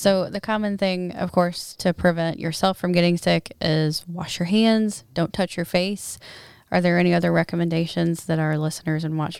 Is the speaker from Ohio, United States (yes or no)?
yes; Ohio, United States; I know I'm from Ohio originally, and there I still get a lot of notifications from that area.